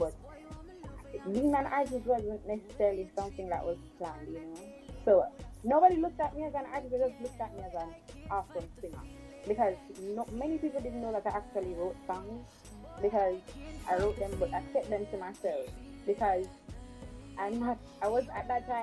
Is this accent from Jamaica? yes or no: yes; Kingston, Jamaica; I'm from Kingston